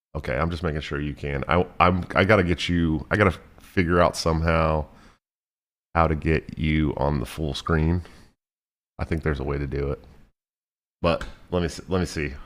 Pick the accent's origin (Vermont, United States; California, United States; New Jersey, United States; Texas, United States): California, United States; Oakland; also born or lived in San Francisco Bay Area; I'm from Oakland